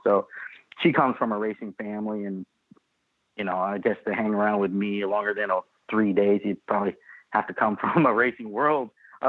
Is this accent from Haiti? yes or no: no; California, United States; moved away as an adult; also born or lived in San Jose, California; now in Pennsylvania, United States; Well, I was born in San Jose, California, and I kind of grew up. My parents split up. My mom lived in Southern California. My dad lived in what's considered Northern California. So I bounced back and forth depending on who I was getting along with better.